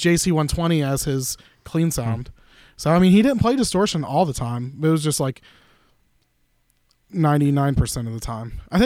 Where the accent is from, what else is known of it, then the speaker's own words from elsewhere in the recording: the South, United States; Dude, I'm from the South. I'm in a storefront church.